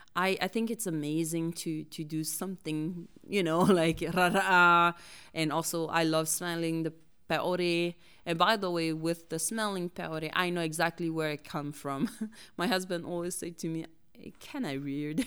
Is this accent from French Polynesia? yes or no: yes; French Polynesia; English is a second language; moved away as an adult; now in United States; I was born and raised in Tahiti by my both parents